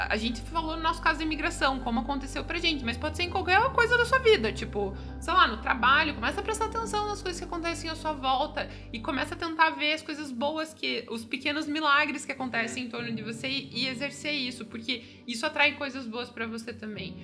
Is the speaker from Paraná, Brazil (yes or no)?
yes; Curitiba, Paraná, Brazil; moved away as an adult; now in Canada; sou de Curitiba